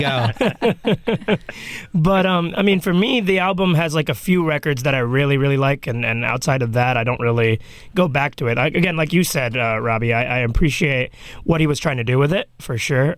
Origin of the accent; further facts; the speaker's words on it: New York, United States; I was born here, so my parents still think of New York as it was in 92, 93